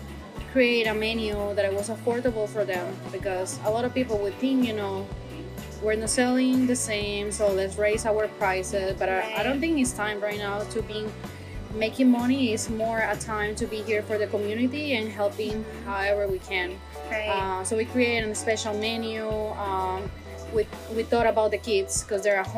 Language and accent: English; Colombia; now in Fort Lauderdale, United States; I'm originally from Colombia.